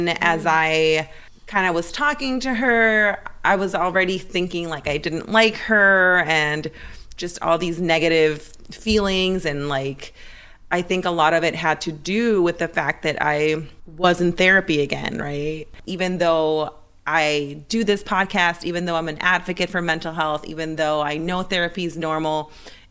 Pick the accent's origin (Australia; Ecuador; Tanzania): Ecuador; moved away; I was raised in Ecuador